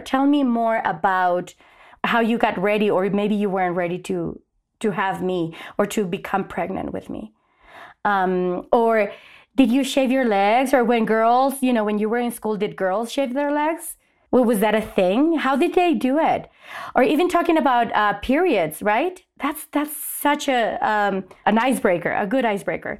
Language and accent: English; Mexico; now in Albuquerque, United States; I was raised in Mexico.